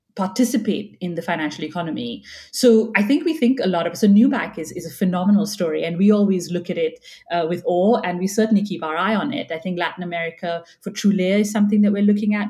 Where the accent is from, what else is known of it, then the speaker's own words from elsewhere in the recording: India; moved away; I'm Indian and I grew up there